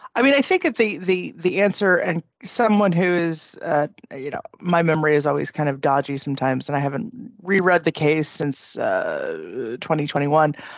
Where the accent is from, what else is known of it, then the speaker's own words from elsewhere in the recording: California, United States; moved away as an adult; now in Ireland; i was born and raised in california